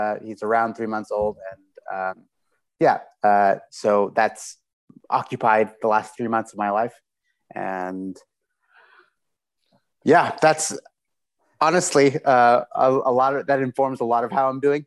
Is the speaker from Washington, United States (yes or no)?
yes; Seattle, Washington, United States; moved away as an adult; also born or lived in Tarrytown, New York / Houston / Taiwan; now in Berlin, Germany; Then we moved to Seattle when I was 7. Basically I am a Seattleite.